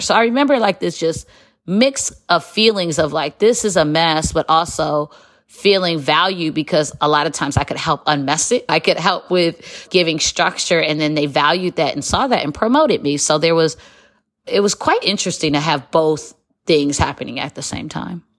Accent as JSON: {"language": "English", "town": "Detroit", "region": "Michigan", "country": "United States", "also_born_or_lived": "Chicago, United States / Qatar", "moved": "as an adult", "said": "I'm from Metro Detroit"}